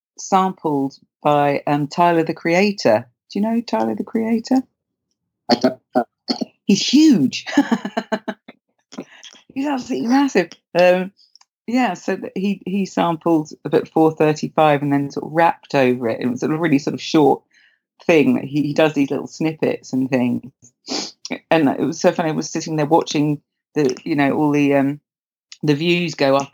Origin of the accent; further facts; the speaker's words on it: Windsor, South East England, United Kingdom; I grew up in Windsor